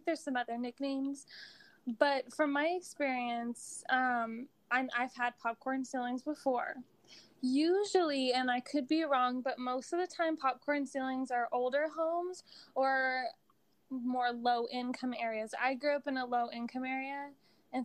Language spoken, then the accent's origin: English; United States; as an American